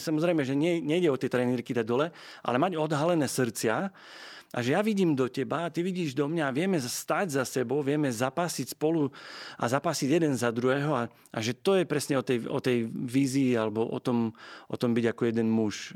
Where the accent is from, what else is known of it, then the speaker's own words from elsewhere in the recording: Slovakia; also born or lived in England; na Vianoce alebo na dovolenku domov, tak stále som sa vrácal ako do nefunkčnej krajiny na Slovensku